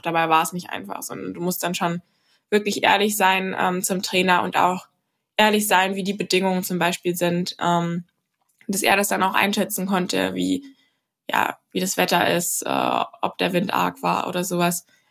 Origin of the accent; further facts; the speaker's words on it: Berlin, Germany; bei uns daheim in Klado